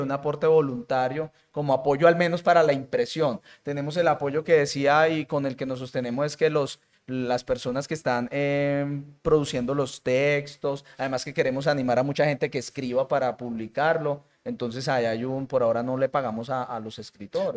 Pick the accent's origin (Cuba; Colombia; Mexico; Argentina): Colombia; Colombian Caribbean coast, Caribbean Region; now in Medellín, Colombia; yo soy costeño